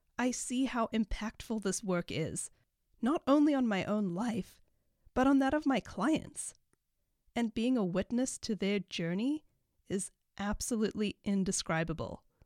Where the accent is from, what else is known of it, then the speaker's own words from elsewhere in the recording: Cape Town, Western Cape, South Africa; moved away as an adult; also born or lived in Chico, California; now in United States; I have a slight accent, and that is because I was born and raised in Cape Town, South Africa.